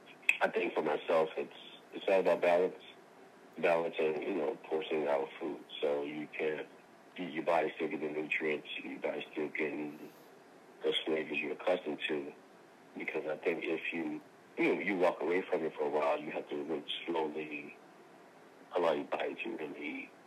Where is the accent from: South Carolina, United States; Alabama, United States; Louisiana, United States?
Louisiana, United States; I'm from Louisiana. I'm bringing the Southern essence to California.